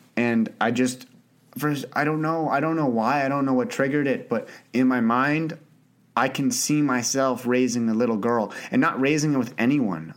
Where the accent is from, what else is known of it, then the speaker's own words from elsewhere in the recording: Canada; also born or lived in Ottawa, Canada; I grew up in Canada. I live in Ottawa, Canada